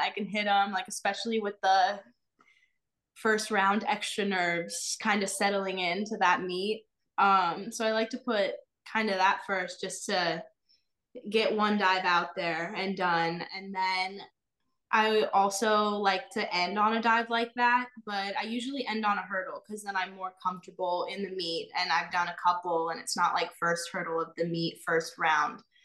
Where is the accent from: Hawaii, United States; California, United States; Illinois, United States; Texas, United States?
Illinois, United States; moved away; originally I'm from Illinois and I grew up as a dancer